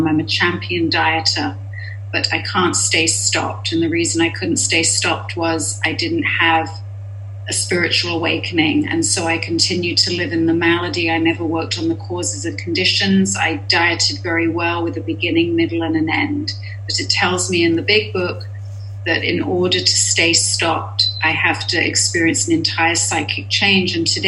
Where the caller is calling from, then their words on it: Los Angeles, California, United States; I'm a compulsive overeater, and I am here from Los Angeles.